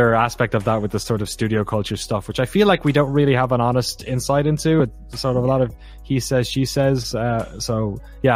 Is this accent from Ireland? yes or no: yes; Ireland; now in United States; especially as an Irish white dude